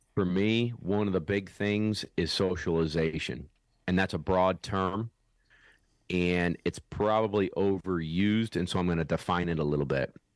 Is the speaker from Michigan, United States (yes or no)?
no; Syracuse, New York, United States; also born or lived in South Carolina; I'm from Syracuse, New York